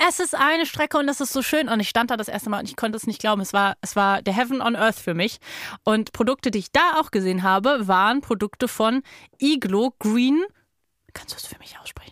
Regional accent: Berlin, Germany; Ich komme ja aus Berlin

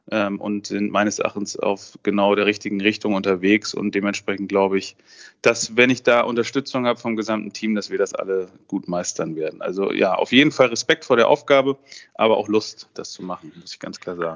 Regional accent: Mecklenburg-Vorpommern, Germany; Äh, Kaspar David Friedrich natürlich kommt aus meiner Region, wo ich aufgewachsen bin, Vorpommern-Rügen.

